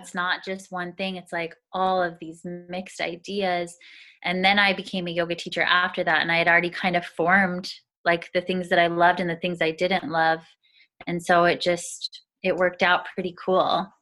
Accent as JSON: {"language": "English", "region": "Arizona", "country": "United States", "tie": "born or raised there", "moved": "as an adult", "lives_now": "Seattle, United States", "said": "I grew up in Arizona in a really small town that was predominantly Mormon community"}